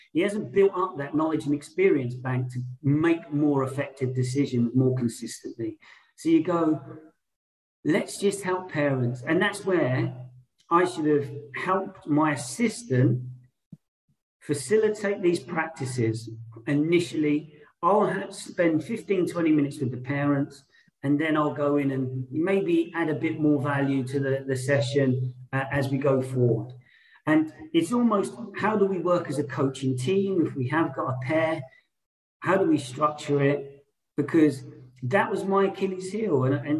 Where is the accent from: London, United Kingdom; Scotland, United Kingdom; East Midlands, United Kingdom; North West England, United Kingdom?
London, United Kingdom; I'm someone who was born and raised in London my whole life from a white background.